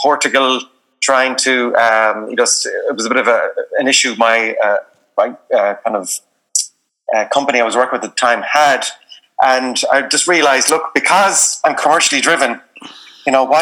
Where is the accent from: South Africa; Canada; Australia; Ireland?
Ireland; Galway, Connacht; also born or lived in South Pacific; I'm from Galway, went to college in NUI Galway